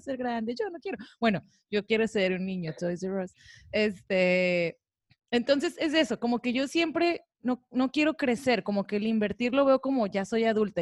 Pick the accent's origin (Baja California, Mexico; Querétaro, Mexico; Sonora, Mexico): Baja California, Mexico; Tijuana; now in Cabo San Lucas, Mexico; yo vengo de Tijuana